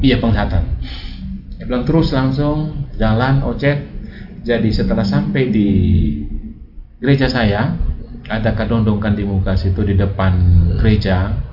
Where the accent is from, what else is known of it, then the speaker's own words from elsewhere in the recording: Indonesia; moved away; di kampung saya di Binanga